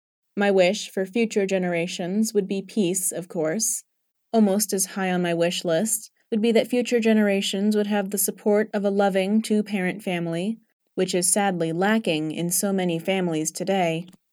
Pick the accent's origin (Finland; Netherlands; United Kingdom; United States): United Kingdom; England; moved away; when people hear my accent, they would invariably ask if I was from England, and when I would answer yes, they would say they'd been there or wanted to go there, and it was just nice to be able to talk with them about my birth country.